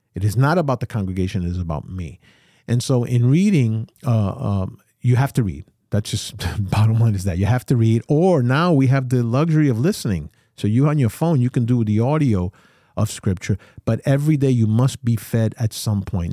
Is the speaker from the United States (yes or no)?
yes; New York, United States; I'm a New Yorker, so we run a, a, a, a life at one hundred fifty miles an hour